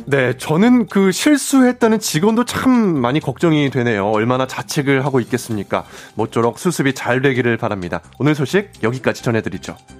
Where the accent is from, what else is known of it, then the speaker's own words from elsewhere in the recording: Seoul Capital Area, South Korea; 사투리에 상당히 취약한 수도권 출신, 수출, 청년 회장